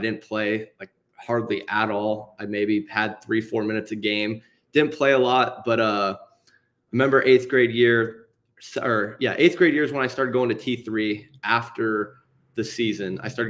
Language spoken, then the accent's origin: English; Meridian, Idaho, United States; also born or lived in Montana; I'm born in Montana, moved to Meridian, Idaho when I was about 1 year old, and I've been there ever since and just been living there.